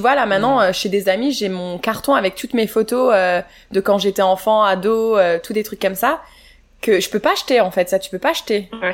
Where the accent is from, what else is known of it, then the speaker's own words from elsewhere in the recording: France; moved away as an adult; also born or lived in Chicago, United States; now in Canada; j'ai quitté la France